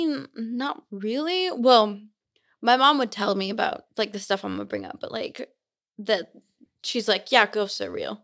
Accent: Simi Valley, California, United States; moved away as an adult; now in Utah, United States; I'm from California. I'm not from here. So, I'm from Simi Valley

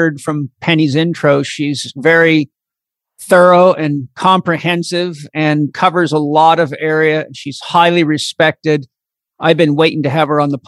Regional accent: Comox Valley, Vancouver Island, British Columbia, Canada; Comox Valley Farmers Association, where I grew up on Vancouver Island

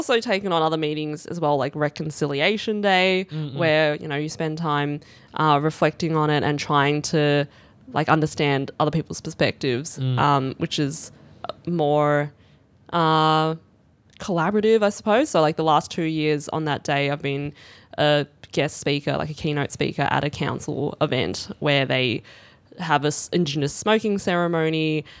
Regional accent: Australia; if I have to choose any day of significance, I'm Chinese Australian. Yeah. So 26th of Jan. It is our national day.

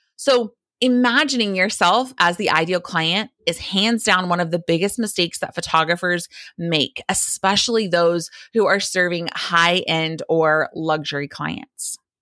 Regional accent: the South, United States; a Christian girl growing up in the South

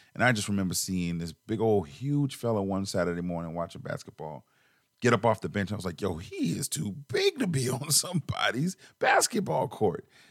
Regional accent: Charleston, South Carolina, United States; I'm from Charleston, South Carolina

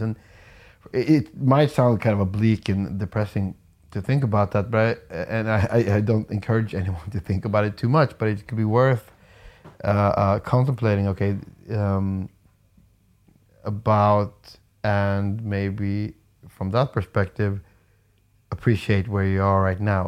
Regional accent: Umeå, Västerbotten County, Sweden; moved away as an adult; also born or lived in Stockholm; I moved away from from Umeå and like the, the town I grew up

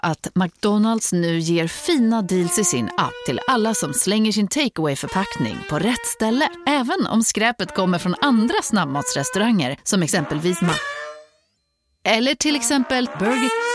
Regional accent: Östergötland, Sweden; accent: Östgöta English; min östgötska engelska

